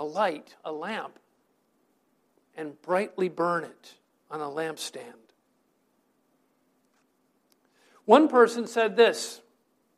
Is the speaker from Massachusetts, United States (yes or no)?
no; New Hampshire, United States; now in Bergen County, New Jersey, United States; my high school friends that I grew up with up in New Hampshire